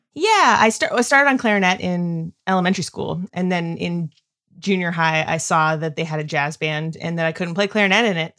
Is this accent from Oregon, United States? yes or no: no; Northern California, United States; moved away as an adult; also born or lived in Denton, Texas / Chicago; now in North Carolina, United States; grew up in Northern California, like Redwoods